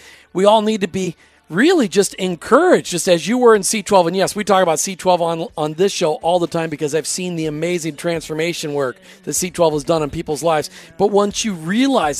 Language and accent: English; Minnesota, United States; I grew up in Minnesota